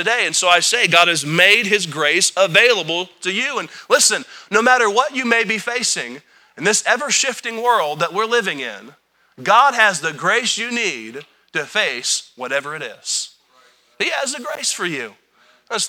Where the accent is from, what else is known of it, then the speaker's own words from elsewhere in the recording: United States; I'm an American